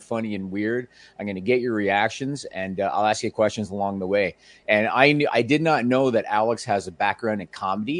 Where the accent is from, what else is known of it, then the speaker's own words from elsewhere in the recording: Canada; I am Canadian